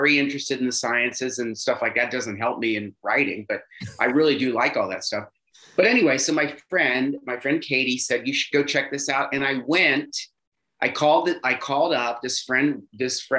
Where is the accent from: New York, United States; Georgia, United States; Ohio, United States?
Ohio, United States; Cincinnati; moved away as an adult; also born or lived in Chicago; a young gay man growing up in Cincinnati, Ohio